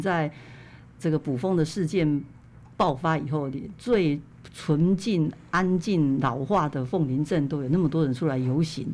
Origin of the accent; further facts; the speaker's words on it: Hualien County, Taiwan; 这就是我们花莲人的淳朴善良